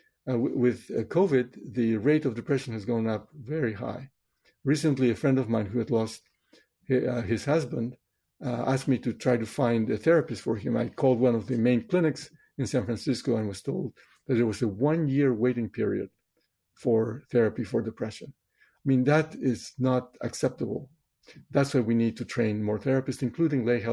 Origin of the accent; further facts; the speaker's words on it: Chosica, Lima, Peru; moved away; I was born in Peru in South America in 1950, right in the middle of the 20th century. I grew up in a town called Chosica, which is 40 kilometers east of Lima